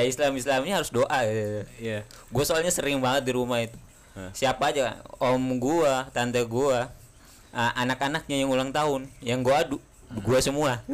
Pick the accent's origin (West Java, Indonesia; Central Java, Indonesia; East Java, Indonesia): West Java, Indonesia; Bogor; zamanan kita S M A juga, ya terutama di Bogor